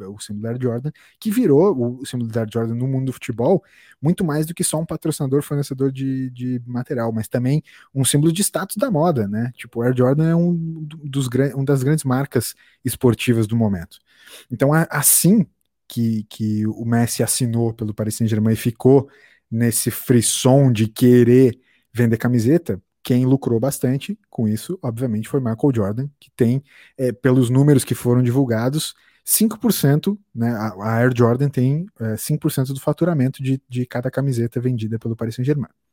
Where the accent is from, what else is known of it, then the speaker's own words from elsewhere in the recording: Brazil; como brasileiros